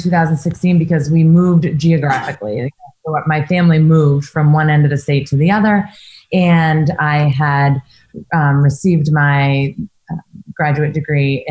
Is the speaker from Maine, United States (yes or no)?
yes; Maine, United States; I'm from Maine.